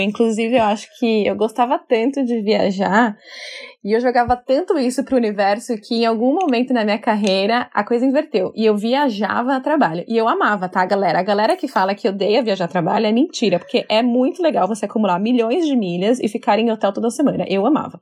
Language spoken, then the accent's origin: Portuguese; São Paulo, Brazil; moved away as an adult; now in New York, United States; sou brasileira da cidade de São Paulo, hoje moro em Nova York